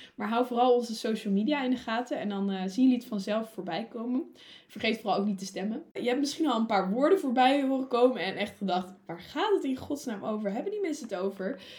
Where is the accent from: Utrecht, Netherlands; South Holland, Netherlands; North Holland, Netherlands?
Utrecht, Netherlands; also born or lived in Wageningen; ik kom uit Utrecht en uh, wij wonen gewoon in een rijtjeshuis in de stad.